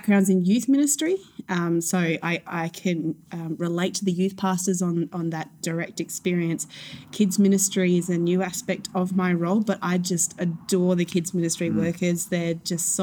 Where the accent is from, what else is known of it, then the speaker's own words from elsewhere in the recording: Adelaide Hills, South Australia, Australia; we grew up in Adelaide Hills